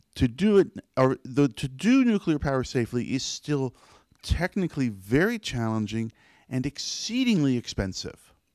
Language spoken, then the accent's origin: English; United States; as an American